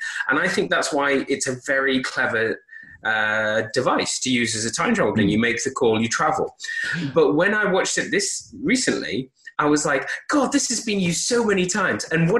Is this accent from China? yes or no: no; United Kingdom; Obviously, we are British. You know, we grew up with Doctor Who